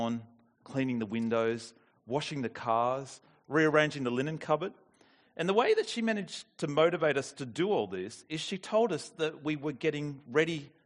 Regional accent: New South Wales, Australia; I'm from New South Wales

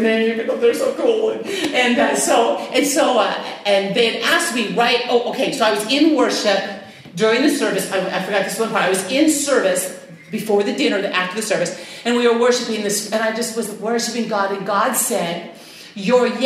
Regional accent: United States; I'm from Washington

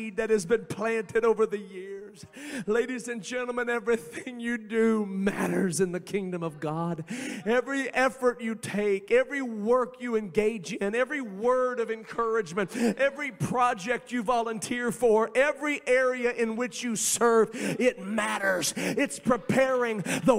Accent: Indiana, United States; moved away as an adult; now in Cincinnati, United States; I went back home to my home state of Indiana

